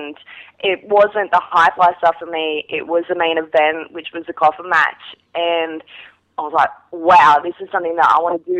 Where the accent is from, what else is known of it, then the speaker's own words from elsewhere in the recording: Wollongong, New South Wales, Australia; Yes, I come from Wollongong.